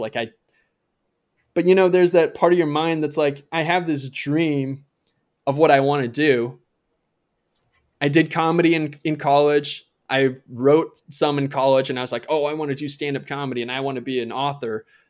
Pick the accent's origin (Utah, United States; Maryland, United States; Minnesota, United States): Minnesota, United States; Ramsey; moved away; also born or lived in Elk River, Minnesota; I actually grew up in a little town outside of that little town